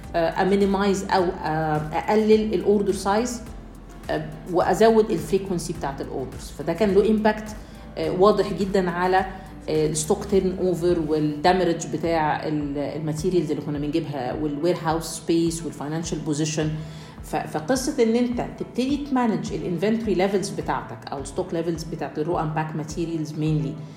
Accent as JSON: {"language": "Arabic", "country": "Egypt", "said": "عندنا في مصر"}